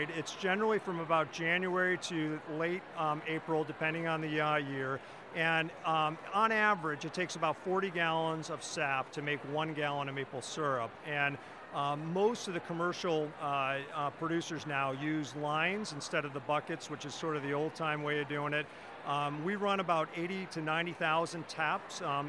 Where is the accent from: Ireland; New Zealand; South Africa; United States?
United States; Ohio; now in Vermont, United States; I'm from Ohio